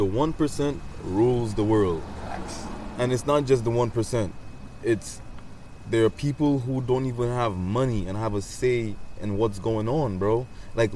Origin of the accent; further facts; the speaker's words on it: United States; also born or lived in Saint Lucia (family heritage); I'm not even a St. Lucian citizen, bro. I was born in America